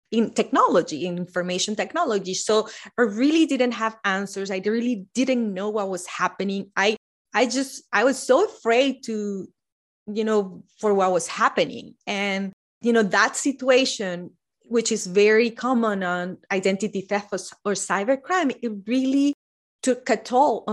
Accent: Venezuela; moved away as an adult; also born or lived in Midwest, United States; now in United States; My family and I moved, and we from Venezuela moved to the Midwest

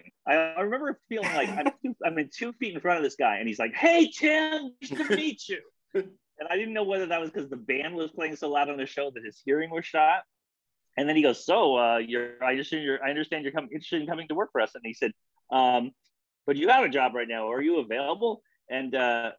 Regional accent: Canada; moved away as an adult; now in United States; I'm Canadian. I'm a small town Canadian.

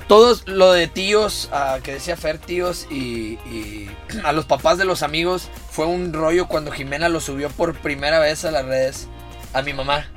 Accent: Monterrey, Nuevo León, Mexico; also born or lived in Guadalajara / Quintana Roo; Me considero muy regio hasta cierto punto

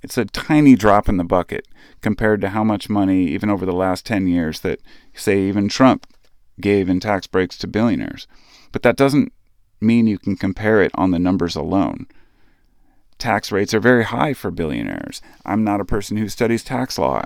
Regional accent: United States; as an American citizen

